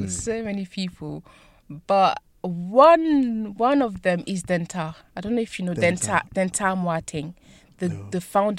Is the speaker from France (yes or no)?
yes; France; born there; And yeah, I was born in France.